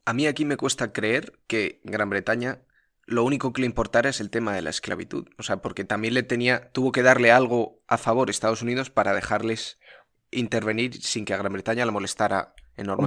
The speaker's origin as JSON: {"language": "Spanish", "country": "Spain"}